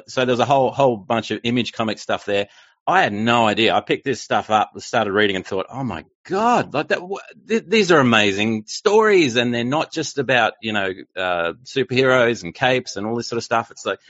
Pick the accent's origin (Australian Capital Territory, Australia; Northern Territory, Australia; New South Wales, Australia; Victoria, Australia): Victoria, Australia; Melbourne; now in Brisbane, Australia; So I'm from Australia. That's the wonderful accent that you can hear. I was born in Melbourne, which is in the south part of Australia, and then sort of moved all around. And now I'm in Brisbane